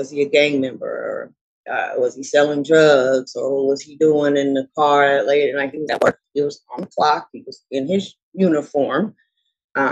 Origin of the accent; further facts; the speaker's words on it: Portland, United States; I'm born and raised in Portland